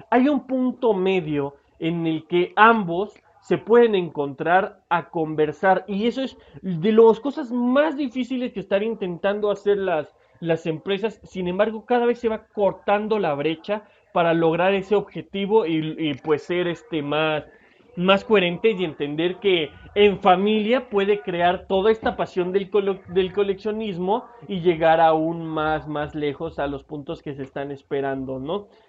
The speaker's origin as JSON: {"language": "Spanish", "country": "Mexico", "said": "es, una sorpresa que yo soy mexicano y que me encantó los detalles de cómo le prestaron atención a este Funko."}